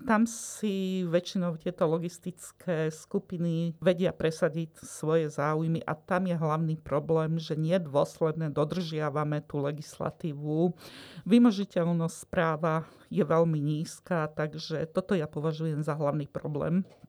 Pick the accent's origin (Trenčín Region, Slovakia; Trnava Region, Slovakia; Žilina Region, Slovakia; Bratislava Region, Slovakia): Trnava Region, Slovakia; Trnava Hills; No ja pochádzam z Nižnej oblasti Trnavskej pahorkatiny a najbližšie, čo tam máme, sú Malé Karpaty